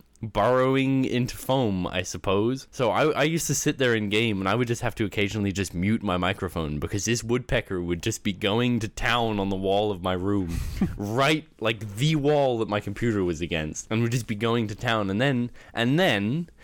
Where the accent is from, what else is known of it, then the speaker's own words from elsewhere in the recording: Canada; also born or lived in Australia; So at the house I grew up in Canada, obviously yep. Not the one in Australia.